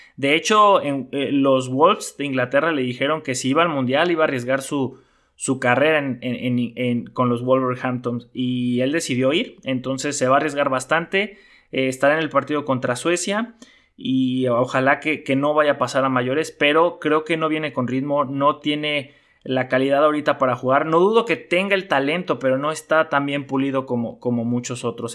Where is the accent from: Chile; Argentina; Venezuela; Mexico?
Mexico; como mexicano, como fan de Checo Pérez